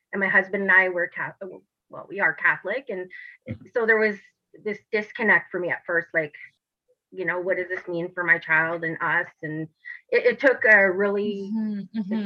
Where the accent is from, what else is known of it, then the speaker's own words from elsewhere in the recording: Timmins, Ontario, Canada; I'm from a small town up north. I'm from Timmins, Ontario, where even to this day, um, the mentality hasn't evolved too much up there.